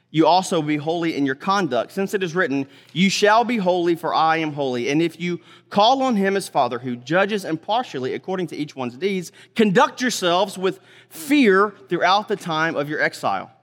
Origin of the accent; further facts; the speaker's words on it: Mississippi, United States; moved away; also born or lived in Texas / North Carolina; I'm from Mississippi originally, lived in Texas longer than anything